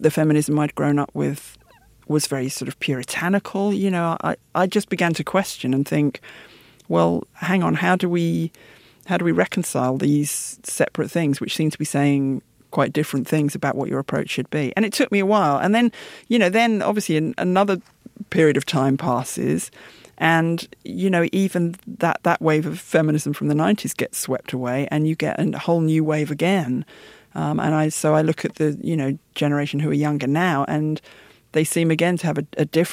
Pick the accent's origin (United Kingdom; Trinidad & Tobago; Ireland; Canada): United Kingdom; my parents' generation moved out to the suburbs after the war, because London was largely a bomb site. And so I grew up in the suburbs